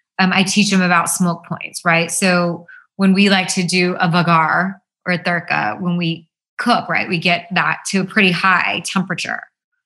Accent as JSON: {"language": "English", "country": "India", "said": "because we're Indian and we have these amazing spices that make our food taste really good without all of that."}